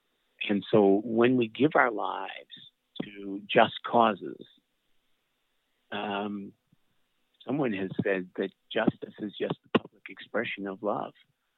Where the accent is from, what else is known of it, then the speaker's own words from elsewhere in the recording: Atlantic Canada, Canada; I'm Canadian. I'm from Atlanta, Canada.